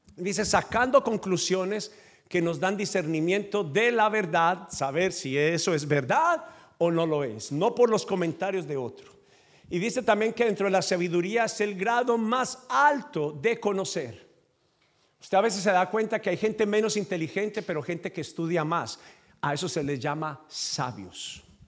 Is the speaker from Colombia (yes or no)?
yes; Colombia; accent: Colombian; Yo hablo como colombiano, pero soy de tu nacionalidad